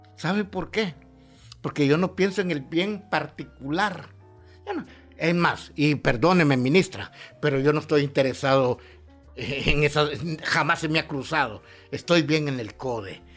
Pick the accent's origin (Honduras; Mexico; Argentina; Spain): Honduras; Ocotepeque; now in San Pedro Sula, Honduras; mi ciudad natal, Ocotepeque